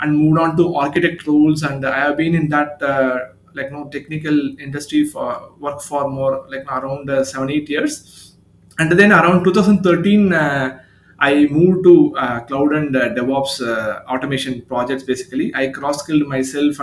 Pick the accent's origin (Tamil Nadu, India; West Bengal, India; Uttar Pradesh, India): Tamil Nadu, India; Chennai; I'm from Chennai, India, based out of Tamil Nadu location in India